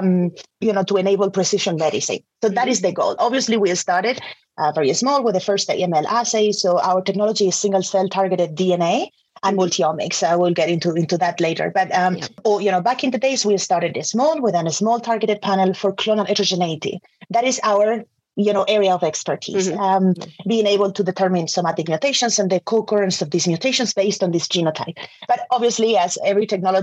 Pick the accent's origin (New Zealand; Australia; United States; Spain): Spain; moved away as an adult; also born or lived in Salamanca, Spain; now in United Kingdom; I'm originally from Spain